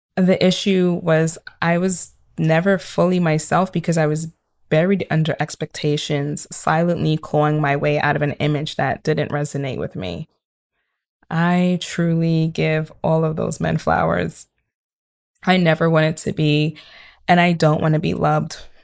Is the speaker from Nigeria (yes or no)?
yes; Nigeria; I am Nigerian